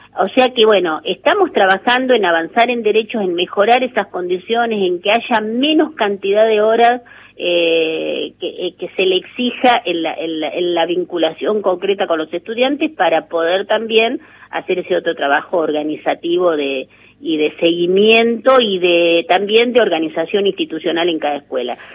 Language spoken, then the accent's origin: Spanish; La Pampa, Argentina; soy de La Pampa